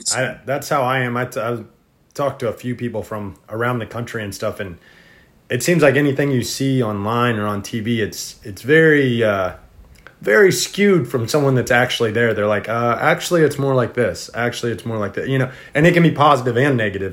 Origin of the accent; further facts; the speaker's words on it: Indiana, United States; moved away; also born or lived in Florida; I originally I'm from Indiana originally, and then we moved to Florida